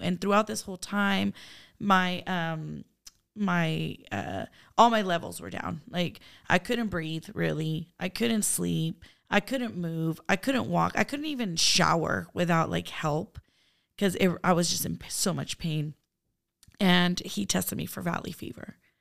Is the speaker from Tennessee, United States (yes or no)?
no; Turlock, California, United States; also born or lived in San Francisco, California / Honduras; I grew up in Turlock